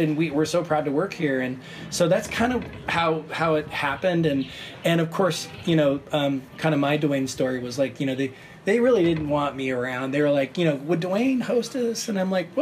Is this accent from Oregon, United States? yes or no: yes; Portland, Oregon, United States; moved away; I grew up in the Oregon area and Portland